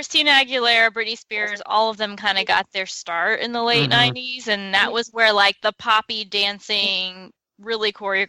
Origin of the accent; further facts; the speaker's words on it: the South, United States; moved away; I grew up a lot in the South